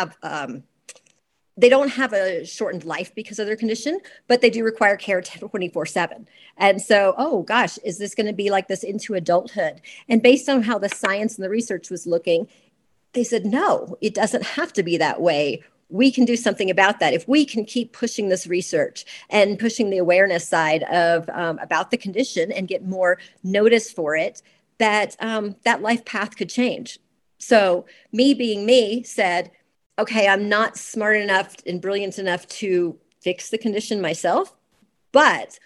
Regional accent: Georgia, United States; moved away as an adult; I grew up in Georgia

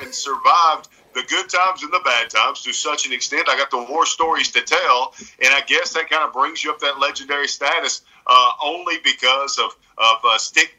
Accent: the South, United States; Because I grew up in the South, and I'm from the South

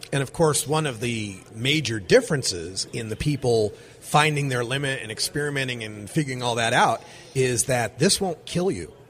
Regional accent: Oregon, United States; my home state of Oregon

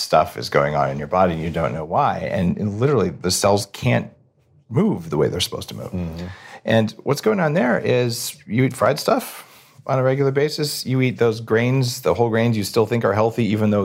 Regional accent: New Mexico, United States; I grew up in New Mexico

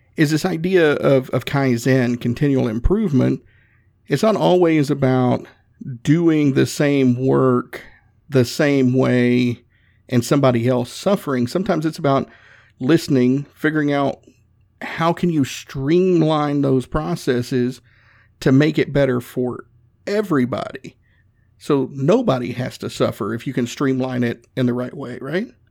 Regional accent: the South, United States; I'm from the South

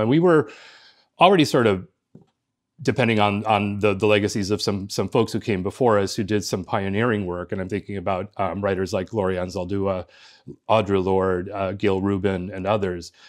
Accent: Los Angeles, California, United States; born or raised there; first language Spanish; English is a second language; moved away as an adult; also born or lived in Cuba; now in East Coast, United States

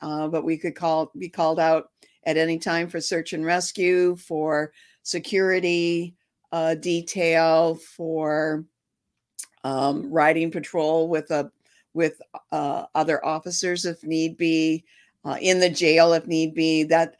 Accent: Detroit, Michigan, United States; No, I was born and raised in Detroit, Detroit proper, not a suburb or anything.

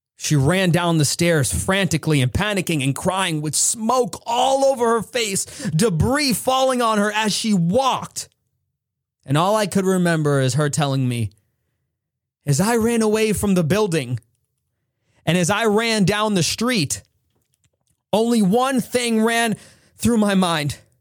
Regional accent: United States; I am an American

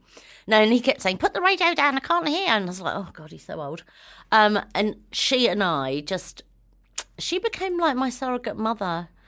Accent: New Zealand; born there; I've always thought myself as a Kiwi because I was born here.

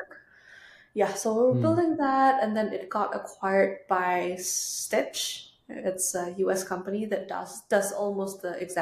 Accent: Indonesia; moved away as an adult; now in United States; we're all from Indonesia.

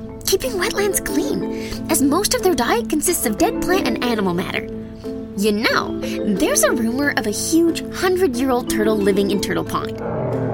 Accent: Toronto, Ontario, Canada; my hometown, Toronto

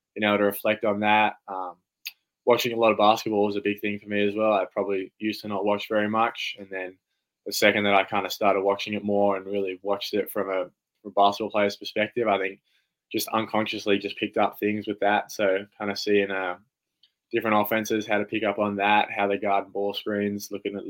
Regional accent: Canberra, Australian Capital Territory, Australia; I'm from Canberra, so I'm from this city.

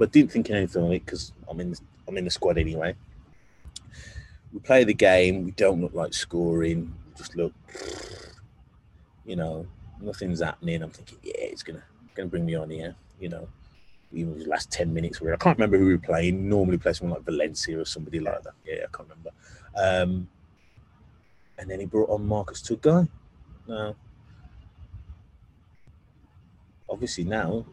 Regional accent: Wolverhampton, West Midlands, United Kingdom; I'm from Wolverhampton.

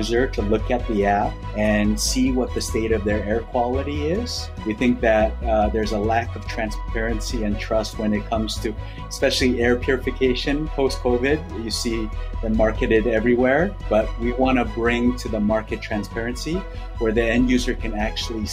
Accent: Canada; now in New York, United States; I live in New York now, but I grew up in Canada in the 80s

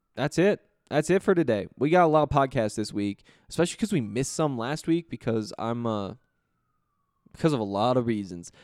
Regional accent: Montana, United States; moved away; I'm from Montana

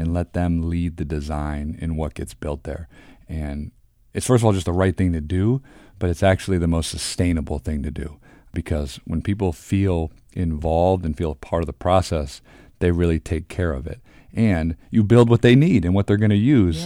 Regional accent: Detroit, Michigan, United States; moved away as an adult; also born or lived in Cincinnati / Houston; now in Philadelphia, United States; I grew up in Detroit

